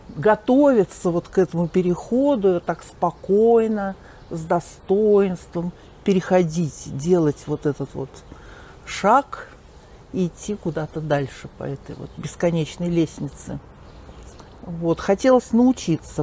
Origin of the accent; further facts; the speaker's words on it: Moscow, Russia; also born or lived in Kamyshevatskaya, Krasnodar Krai (summers); родилась-то я в Москве